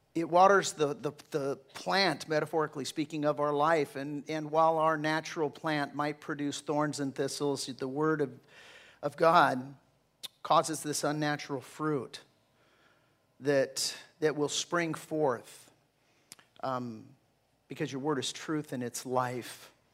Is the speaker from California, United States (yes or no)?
yes; Southern California, United States; I'm from Southern California